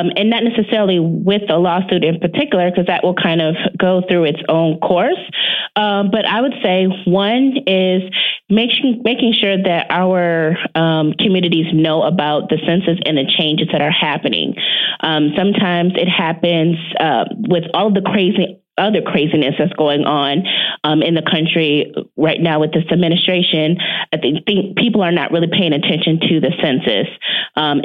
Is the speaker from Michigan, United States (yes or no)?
yes; near Detroit, Michigan, United States; a major city like Detroit, which is near my hometown